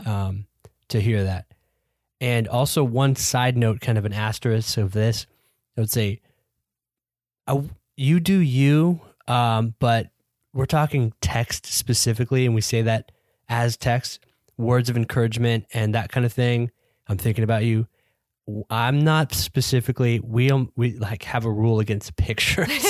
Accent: United States; we're American

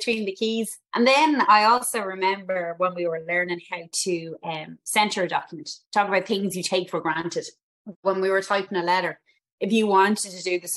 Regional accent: Dublin, Leinster, Ireland; I'm from Dublin originally, and I'm a Northsider Dub

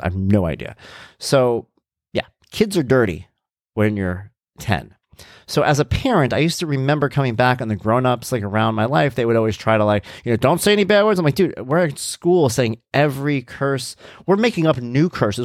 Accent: Long Island, New York, United States; we're from Long Island.

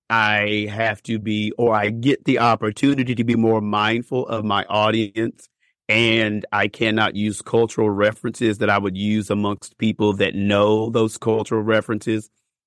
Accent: Bowling Green, United States; Well, I'm from Bowling Green originally

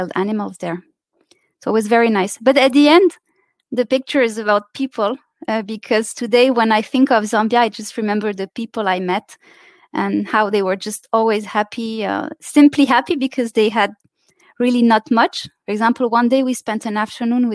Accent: Saudi Arabia; moved away as an adult; also born or lived in Lebanon / France; I was three. So I grew up in Saudi Arabia, actually. Those are my childhood memories, not so much Lebanon.

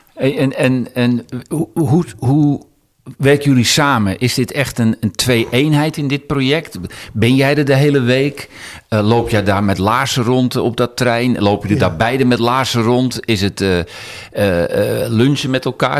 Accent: Amsterdam, North Holland, Netherlands; als Amsterdammer

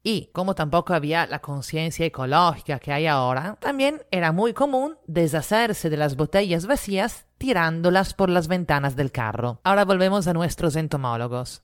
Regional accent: Italy; now in Lima, Peru; italiana residente en Lima.

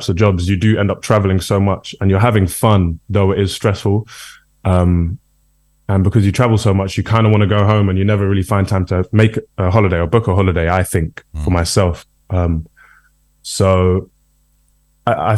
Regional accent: United Kingdom; also born or lived in Brixton, London; we're all British

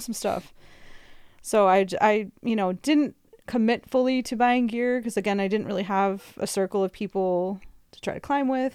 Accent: Midwest, United States; moved away; also born or lived in California; me being a Midwesterner

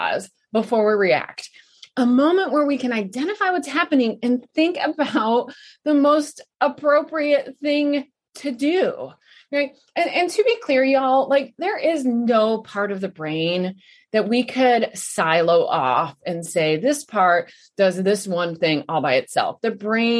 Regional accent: Midwest, United States; moved away; also born or lived in Texas; growing up in the Midwest

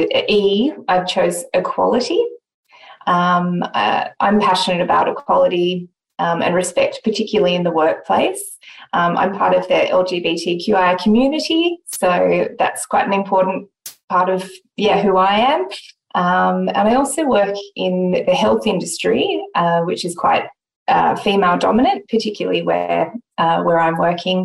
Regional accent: Sydney, New South Wales, Australia; Growing up in Sydney on the East Coast

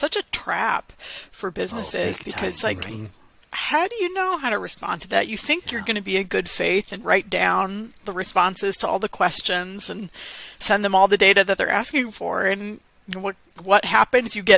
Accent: Maine, United States; my home state of Maine

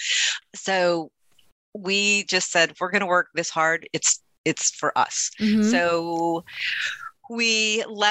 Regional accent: Nebraska, United States; also born or lived in West Coast; now in Bucks County, United States; I am from Nebraska. So I grew up as a farm girl in Nebraska

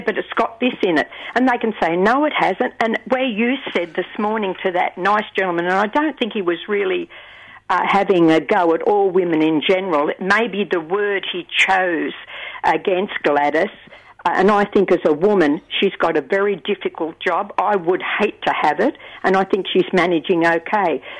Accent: Newcastle, New South Wales, Australia; I was born in Newcastle

